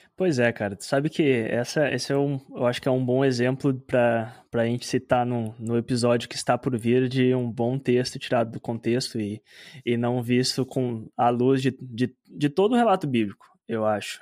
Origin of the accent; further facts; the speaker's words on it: Mato Grosso, Brazil; eu, eu me criei no Mato Grosso.